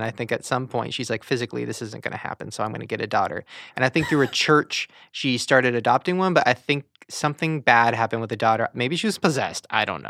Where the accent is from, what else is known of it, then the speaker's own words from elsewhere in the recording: Long Beach, California, United States; Long Beach.